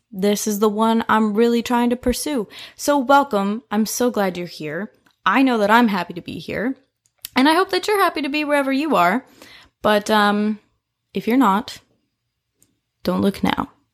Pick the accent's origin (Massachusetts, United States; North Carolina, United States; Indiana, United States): Indiana, United States; Indianapolis; moved away as an adult; now in Louisville, United States; I'm originally from Indianapolis, Indiana. I moved down here to Louisville for college seven years ago